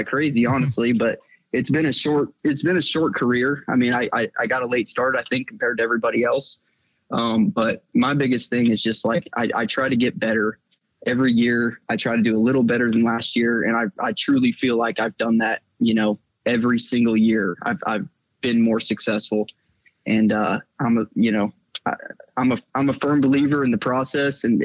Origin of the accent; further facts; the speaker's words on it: Georgia, United States; I'm from Georgia